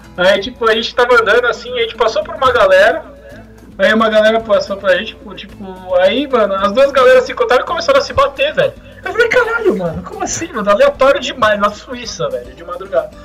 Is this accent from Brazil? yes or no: yes; Brazil; a gente é do Brasil